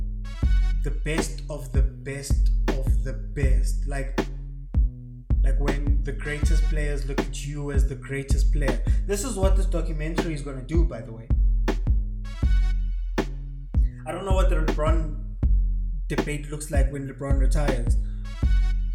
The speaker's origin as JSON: {"language": "English", "country": "South Africa", "said": "I'm from South Africa"}